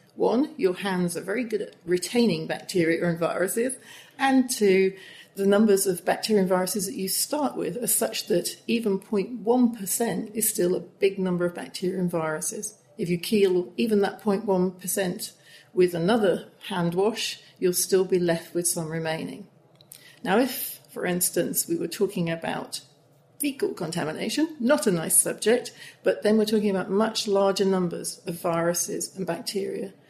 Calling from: Guayaquil, Guayas, Ecuador; I'm calling from Guayaquil, Ecuador

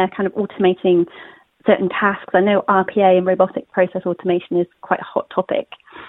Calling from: Forest of Dean, South West England, United Kingdom; I'm calling from the Forest of Dean.

